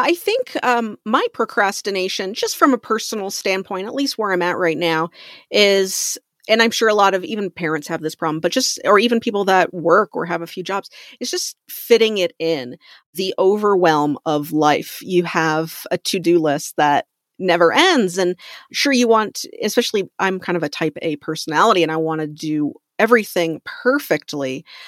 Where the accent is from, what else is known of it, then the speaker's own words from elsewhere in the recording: Canada; moved away; I'm from Canada originally